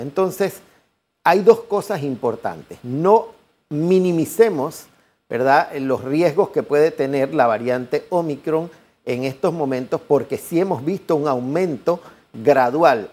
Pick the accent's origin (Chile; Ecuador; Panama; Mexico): Panama; somos panameños